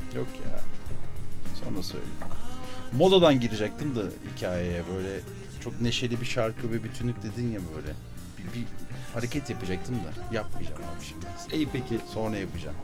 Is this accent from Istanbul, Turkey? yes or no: yes; Kadıköy, Istanbul, Turkey; moved away; iki Kadıköylü olarak